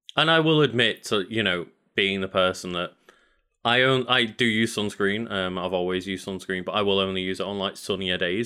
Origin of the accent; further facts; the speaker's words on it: United Kingdom; as a British person